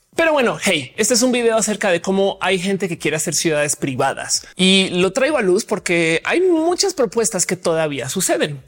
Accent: Colombia; now in Mexico; como colombiana que vino a México

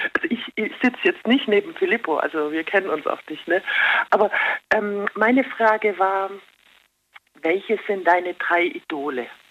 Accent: Ulm, Baden-Württemberg, Germany; Ich bin ja auch aus Ulm

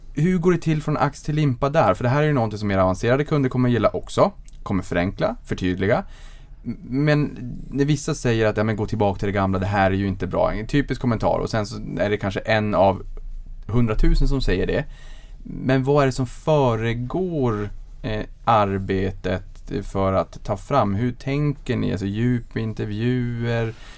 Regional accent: Boden, Norrbotten County, Sweden

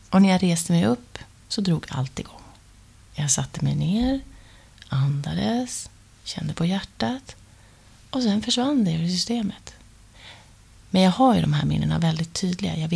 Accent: Luleå, Norrbotten County, Sweden; moved away as an adult; now in Stockholm, Sweden; Det var i alla fall efter gymnasiet och jag hade flyttat från Luleå till Stockholm och jag jobbade på den här stora dagstidningen och dansade om kvällarna.

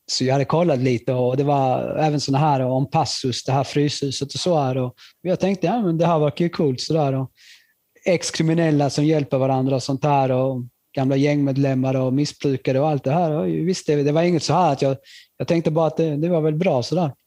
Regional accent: Skåne, Sweden; also born or lived in Chile; jag var från Skåne

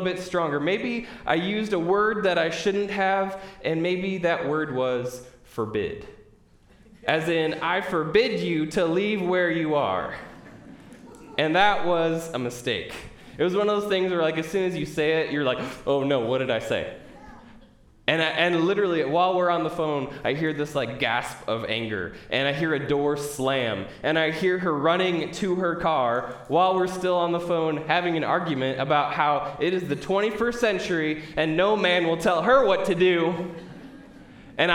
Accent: Midwest, United States; I'm from the Midwest, I've been through my share of tornado warnings

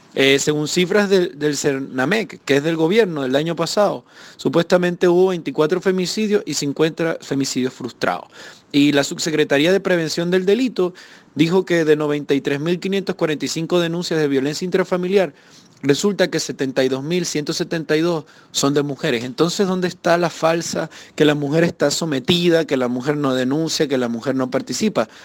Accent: Venezuela; moved away as an adult; now in Chile; evidentemente salí de Venezuela porque como asesor de la Asamblea Nacional desde el año 2014

